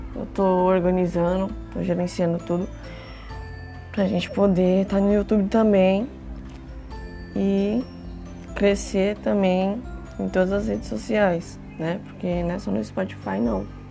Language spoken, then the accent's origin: Portuguese; São Paulo, Brazil; also born or lived in Franco da Rocha; Eu vim pra cá, pra capital, com 4 anos de idade